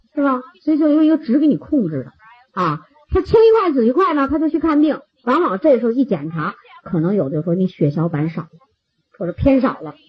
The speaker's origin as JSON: {"language": "Chinese", "country": "China", "said": "我们中国人的这个群体"}